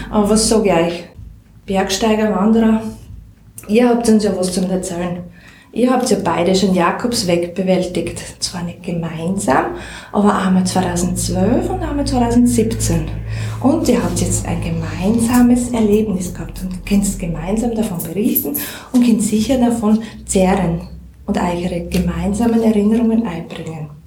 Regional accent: Styria, Austria; accent: Styrian; Wir sagen ja da, wir sind ja keine Burgenländer, wir sagen ja da, wir reden sturmsteirisch.

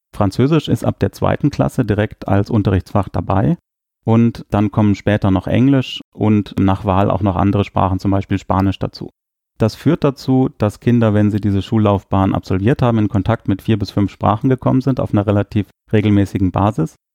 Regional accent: Germany; first language German; moved away as an adult; now in Luxembourg; ich bin Deutscher

